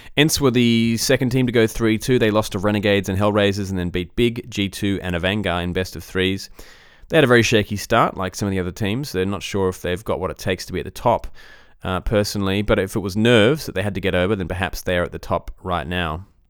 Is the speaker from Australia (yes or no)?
yes; Australia; as an Aussie